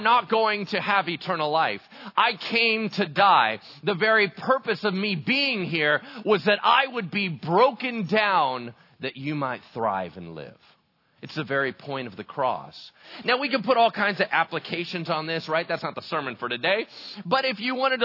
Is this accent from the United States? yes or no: yes; El Dorado Hills, California, United States; I grew up in El Dorado Hills, right, which is like oak central